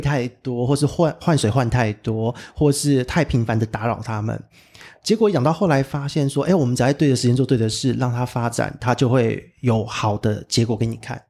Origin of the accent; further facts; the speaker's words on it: Taipei, Taiwan; 因为我是台北人，就完全没有感受到那么强烈的地震